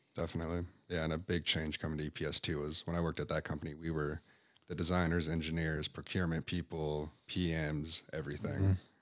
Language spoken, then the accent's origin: English; Park City, Utah, United States; also born or lived in Visalia, California / Montana / California; I grew up in Park City, Utah